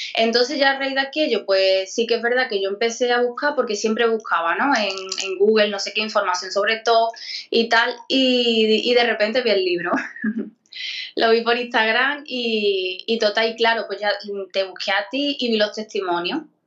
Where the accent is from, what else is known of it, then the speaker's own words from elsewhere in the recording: Écija, Andalusia, Spain; de, Sevilla, de Esija